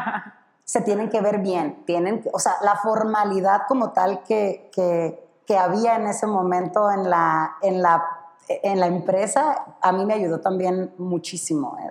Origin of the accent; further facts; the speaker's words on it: Sonora, Mexico; moved away as an adult; also born or lived in Baja California; soy de Sonora, pero estudié en, en Baja